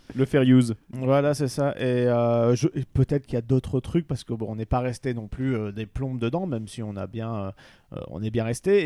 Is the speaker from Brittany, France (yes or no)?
no; Pas-de-Calais, Hauts-de-France, France; moved away; j'étais du Pas-de-Calais